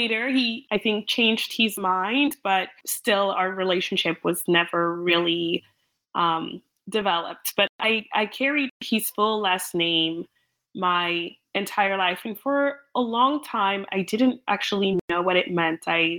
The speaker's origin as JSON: {"language": "English", "country": "Cameroon", "also_born_or_lived": "England", "second_language": "English", "moved": "yes", "lives_now": "United States", "said": "Cameroon, but moving to England, yes, immediately I very much felt, you know, like a fish out of water. I didn't speak English."}